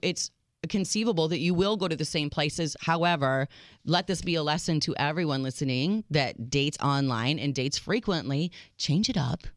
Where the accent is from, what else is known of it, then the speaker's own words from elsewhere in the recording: United States; I'm your American realist